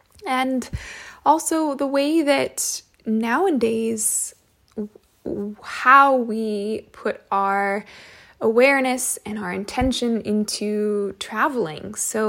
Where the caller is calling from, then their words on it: California, United States; and I am tuning in from California.